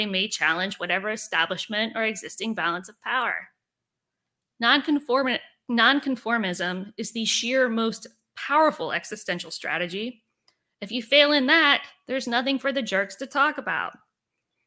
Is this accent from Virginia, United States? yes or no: yes; Richmond, Virginia, United States; growing up in Richmond, if you're from here